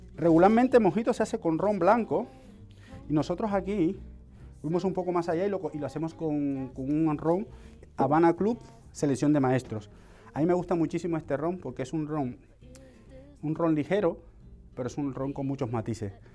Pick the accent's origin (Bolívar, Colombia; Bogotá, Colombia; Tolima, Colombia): Bolívar, Colombia; Cartagena; now in Spain; estamos ahí básicamente cerca, en el Caribe, soy de Cartagena